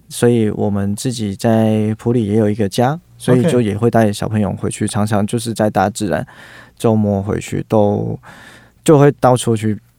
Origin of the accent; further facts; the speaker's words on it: Hong Kong; now in Taiwan; 对，还在香港的时候，大概都是一个周末，可能来个三天